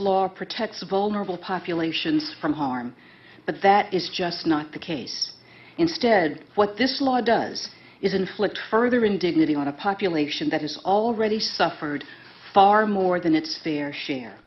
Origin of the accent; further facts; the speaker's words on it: North Carolina, United States; moved away; my home state of North Carolina